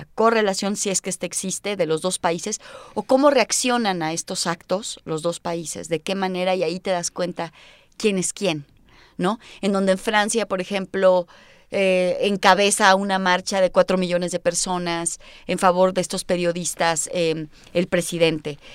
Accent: Mexico; yo nací en México

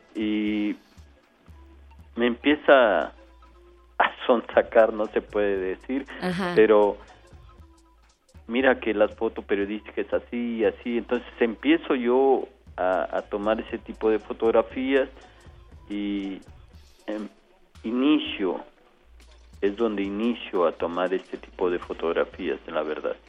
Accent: Mexico; mi país

